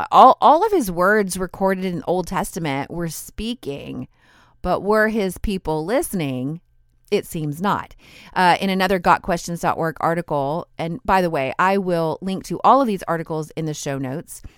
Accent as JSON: {"language": "English", "country": "United States", "tie": "born or raised there", "said": "my home country, in the United States."}